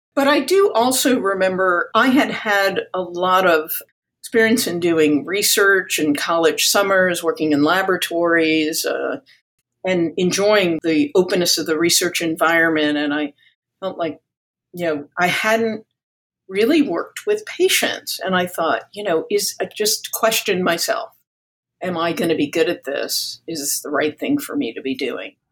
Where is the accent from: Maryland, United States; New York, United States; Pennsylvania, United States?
New York, United States; I was born in New York, a product of Greek immigrants, and grew up in a bilingual household